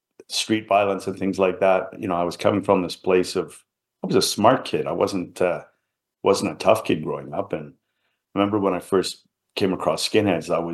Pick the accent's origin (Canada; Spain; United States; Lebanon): Canada; Vancouver, British Columbia; also born or lived in England; I grew up in an immigrant family in Vancouver, British Columbia